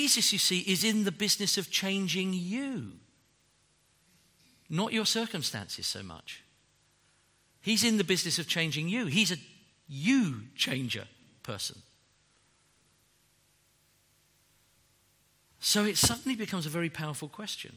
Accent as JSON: {"language": "English", "town": "Windsor", "region": "South East England", "country": "United Kingdom", "tie": "born or raised there", "said": "I was born in Windsor, in Berkshire"}